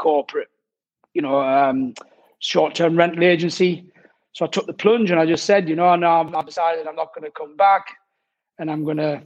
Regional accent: Durham, North East England, United Kingdom; moved away as an adult; now in France; originally I'm from Durham

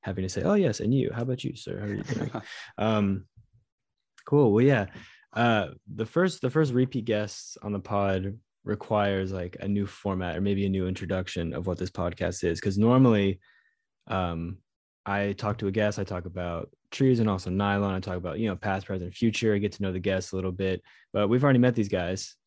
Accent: United States; as an American

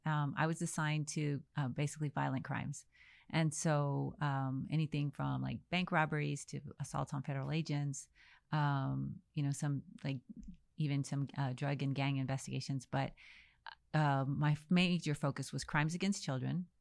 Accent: El Paso, Texas, United States; also born or lived in Dallas, Texas; I was born in El Paso, Texas

